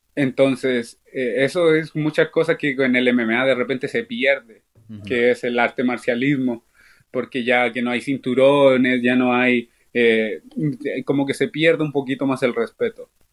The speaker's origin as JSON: {"language": "Spanish", "country": "Chile", "moved": "yes", "lives_now": "Chicago, United States", "said": "mi pueblo chileno"}